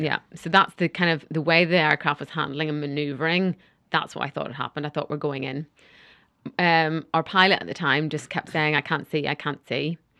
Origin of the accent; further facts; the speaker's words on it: Northern Ireland, United Kingdom; I'm from Northern Ireland